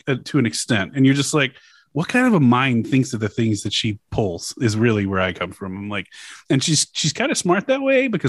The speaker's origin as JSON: {"language": "English", "region": "Louisiana", "country": "United States", "tie": "born or raised there", "said": "my home state, Louisiana"}